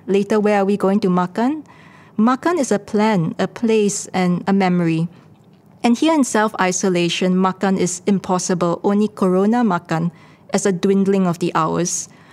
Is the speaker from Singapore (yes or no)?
yes; Singapore; as Singaporeans